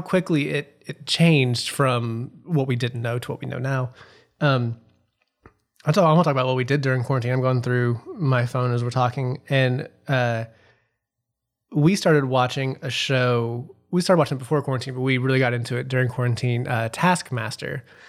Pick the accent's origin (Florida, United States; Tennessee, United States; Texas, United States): Tennessee, United States; Memphis; growing up in Memphis